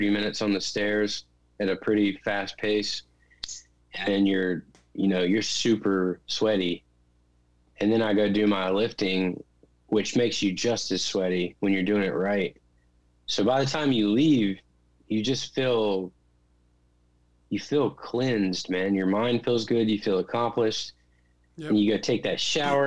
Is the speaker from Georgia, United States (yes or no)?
no; Clemmons, North Carolina, United States; now in Nashville, United States; We grew up together in Clemens, North Carolina